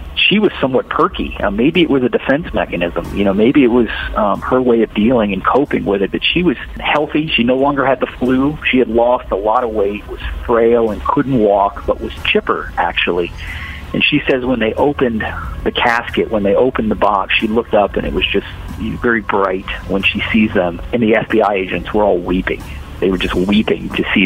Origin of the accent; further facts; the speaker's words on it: Punta Gorda, Florida, United States; I grew up in Punta Gorda.